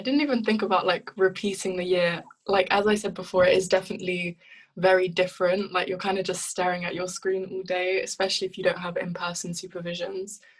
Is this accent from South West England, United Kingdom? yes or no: no; London, United Kingdom; moved away as an adult; also born or lived in Ivory Coast / France; now in Cambridge, United Kingdom; I grew up in South London, South East London